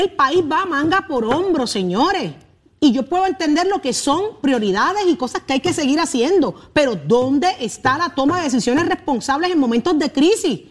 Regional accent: Puerto Rico; Yo soy puertorriqueña

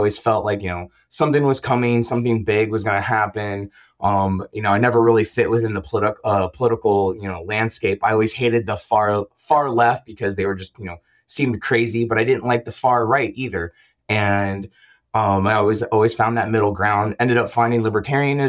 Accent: Orlando, Florida, United States; I got into going to the rave scene when I was growing up in Orlando, Florida

